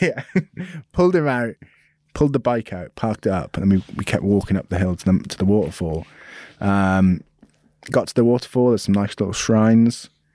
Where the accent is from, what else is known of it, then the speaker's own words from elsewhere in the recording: United Kingdom; being British